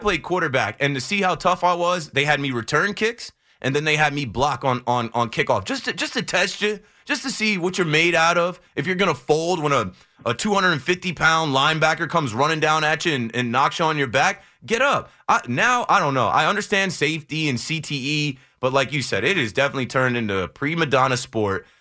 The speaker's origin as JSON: {"language": "English", "region": "New Jersey", "country": "United States", "said": "I'm from Jersey"}